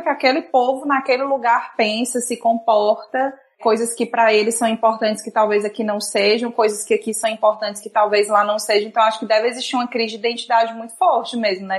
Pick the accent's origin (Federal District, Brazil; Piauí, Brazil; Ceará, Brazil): Ceará, Brazil; Fortaleza; nós aqui que nascemos no Brasil, nascemos no Nordeste, né, numa, numa cidade como Fortaleza